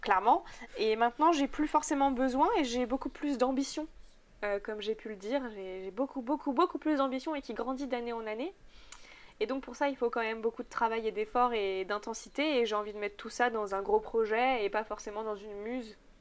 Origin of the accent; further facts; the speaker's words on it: Megève, Auvergne-Rhône-Alpes, France; je venais du coup de Megève